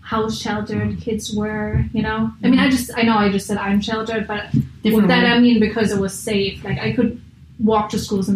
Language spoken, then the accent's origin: English; Germany; moved away as an adult; now in United States; I'm from a very small town in Germany. Like, they only have 12,000 people who live there. So I grew up very sheltered